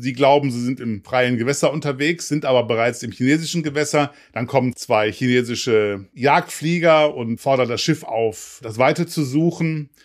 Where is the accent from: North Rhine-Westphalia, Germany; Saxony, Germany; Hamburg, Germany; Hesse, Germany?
Hamburg, Germany; als Hamburger